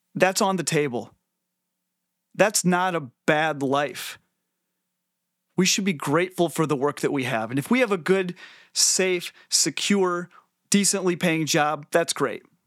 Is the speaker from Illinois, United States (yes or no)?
yes; Northwest Illinois, United States; I grew up in Northwest Illinois uh, in the 90s